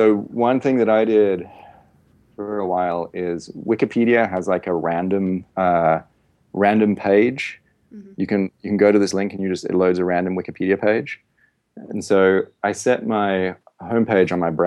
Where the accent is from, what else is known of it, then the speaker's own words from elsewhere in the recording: Western Australia, Australia; I grew up in Western Australia